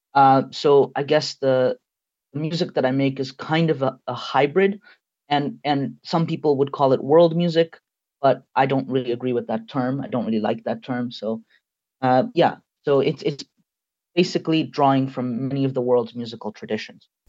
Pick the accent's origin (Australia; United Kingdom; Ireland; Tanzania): Tanzania; now in Canada; I was born and raised in Tanzania.